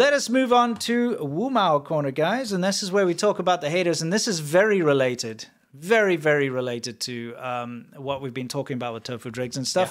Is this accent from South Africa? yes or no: yes; South Africa; moved away; I'm from South Africa